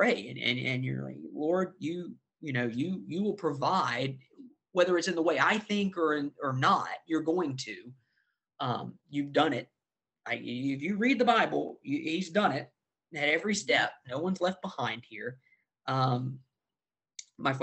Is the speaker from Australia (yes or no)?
no; the South, United States; As a Christian, growing up in the South